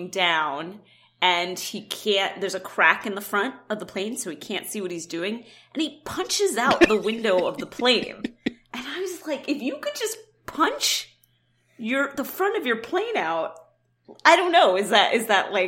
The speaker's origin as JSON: {"language": "English", "town": "New York City", "region": "New York", "country": "United States", "tie": "born or raised there", "said": "I grew up in Queens, actually not far from where that was originally held."}